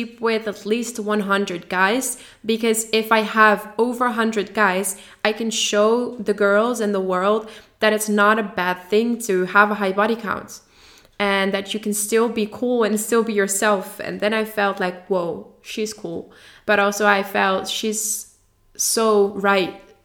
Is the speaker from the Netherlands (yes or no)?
yes; Netherlands; English is a second language; I am from the Netherlands